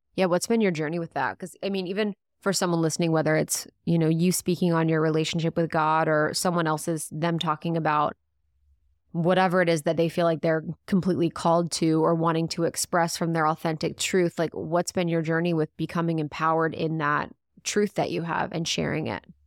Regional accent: Ohio, United States; moved away; also born or lived in Chicago; I'd lived in Chicago, I'm from the Midwest, from Ohio, so my voice was totally different

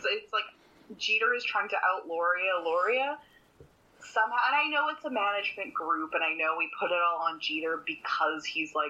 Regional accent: Canada; As a Canadian

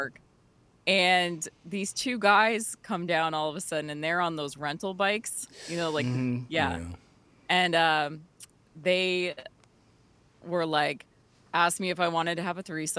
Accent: Burnsville, Minnesota, United States; In Burnsville.

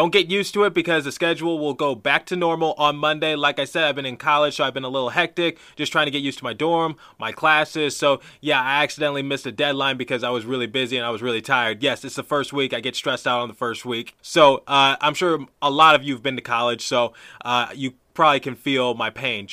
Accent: the East, East Coast, United States; I'm from the East

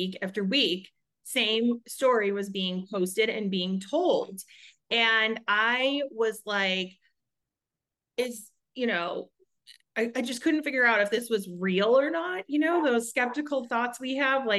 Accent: Chicago, Illinois, United States; moved away as an adult; now in Arizona, United States; I am over in Arizona, first and foremost. I have twin boys, and I'm married, and we are originally from Chicago. We moved here about almost 8 years ago

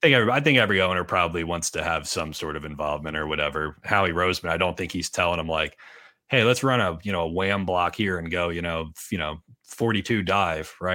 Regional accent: Boyertown, Pennsylvania, United States; my hometown of Boyertown

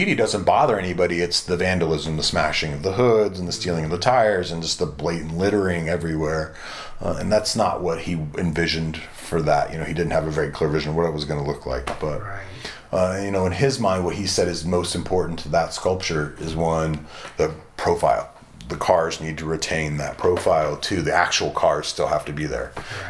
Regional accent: around Cadillac Ranch, Texas, United States; I grew up around Cadillac Ranch, which is still considered land art. We had the Floating Mesa out here

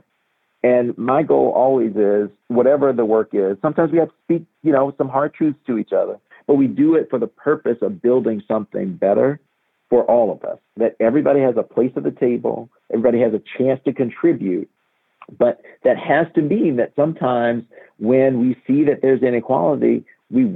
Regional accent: Montgomery, Alabama, United States; as a Black person who grew up in Montgomery

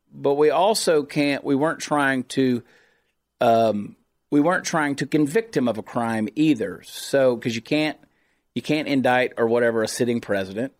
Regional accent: United States; I'm an American

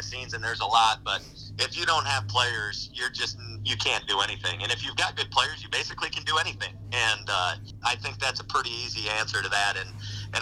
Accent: Miller, South Dakota, United States; I grew up in Miller, so I was running around the Wessington Springs baseball field

